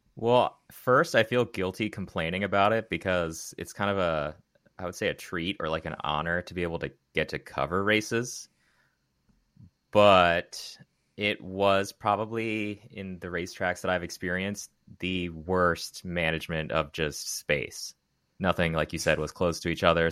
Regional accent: Maryland, United States; I grew up in Maryland.

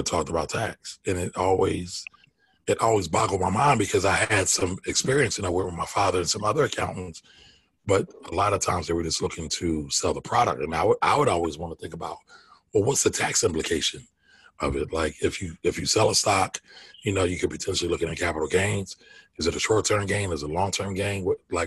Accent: Philadelphia, Pennsylvania, United States; born and raised in Philly, uptown kid

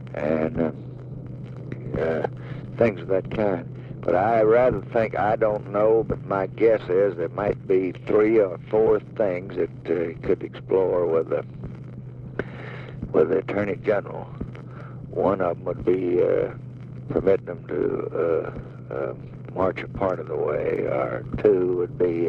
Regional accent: Tennessee, United States; I'm here because I come from Tennessee, and I know the situation.

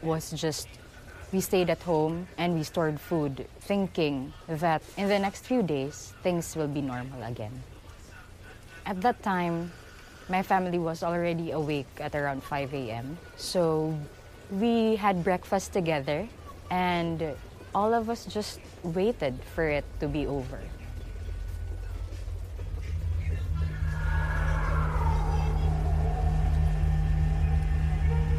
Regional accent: Tacloban, Eastern Visayas, Philippines; I'm from Tacloban City, Philippines

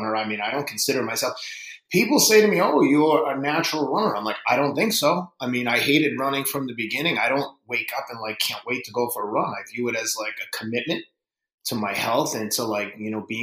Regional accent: Boston, Massachusetts, United States; also born or lived in Somerville, Massachusetts; I'm from Boston

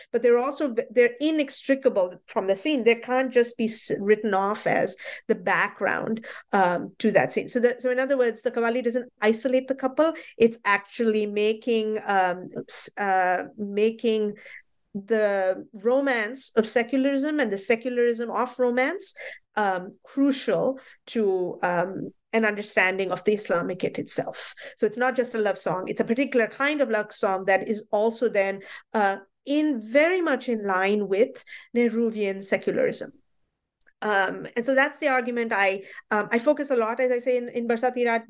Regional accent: Mumbai, Maharashtra, India; I grew up in Bombay

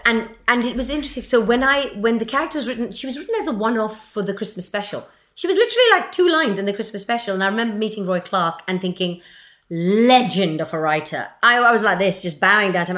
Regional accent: Mumbai, Maharashtra, India; I come from Bombay

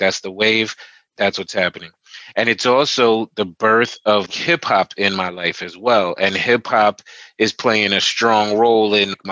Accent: Teaneck, New Jersey, United States; I grew up in Teaneck, New Jersey, at the time a very predominantly white Jewish town

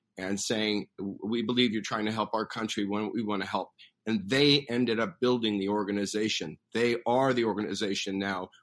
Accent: United States; this country uh, that I grew up in as an American.

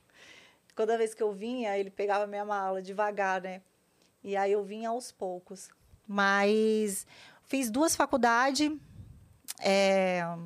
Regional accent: Vila Velha, Espírito Santo, Brazil; moved away as an adult; now in São Paulo, Brazil; Nasci em Vila Velha, Espírito Santo

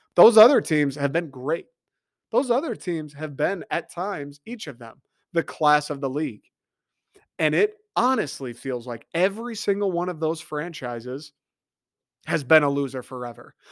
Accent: Detroit, Michigan, United States; born or raised there

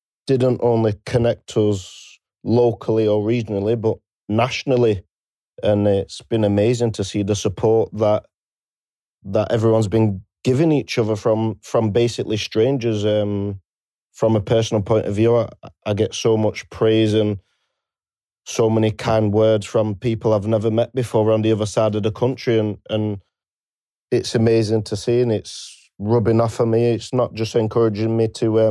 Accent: Preston, North West England, United Kingdom; I'm from Preston, Lancashire

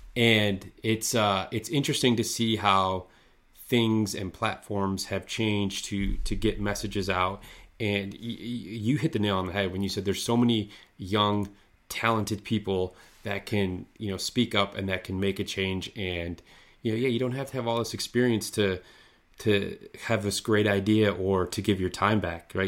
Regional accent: Midwest, United States; I grew up skiing here in the Midwest

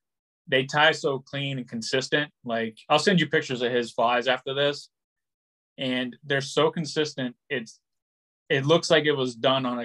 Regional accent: Cincinnati, Ohio, United States; now in Rhode Island, United States; I'm from Cincinnati, so I grew up like bass fishing

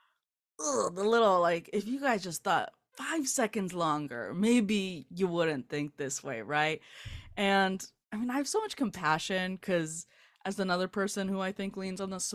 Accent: Southern California, United States; I grew up in Southern California.

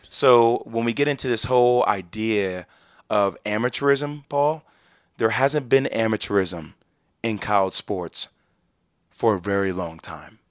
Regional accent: New Jersey, United States; I'm from New Jersey.

